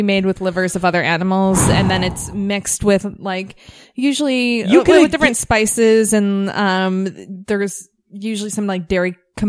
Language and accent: English; Buffalo, New York, United States; also born or lived in Montreal, Canada; So it's a little weird because growing up, you know, we moved from Montreal and then my parents, like, we ate like a lot of pâté in my house because my dad was French. So it was like pâté and bread is like, and that's not a Buffalo thing